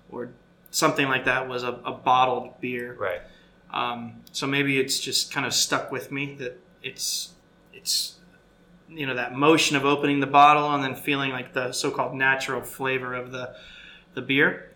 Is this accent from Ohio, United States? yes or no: no; Florida, United States; I grew up in Florida